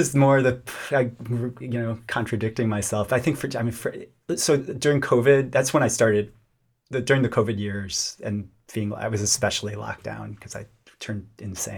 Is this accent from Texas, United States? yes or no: yes; Lubbock, Texas, United States; I grew up in Lubbock, Texas